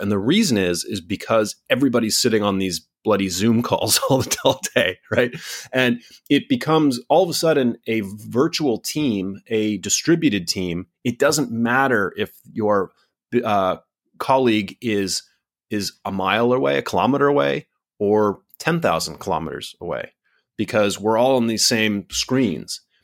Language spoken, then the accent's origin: English; United States; now in Singapore; my home country of the United States